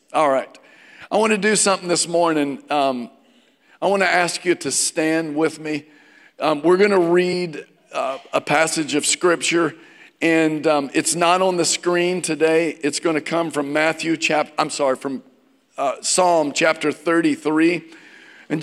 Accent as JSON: {"language": "English", "region": "Virginia", "country": "United States", "tie": "born or raised there", "said": "I grew up in Virginia."}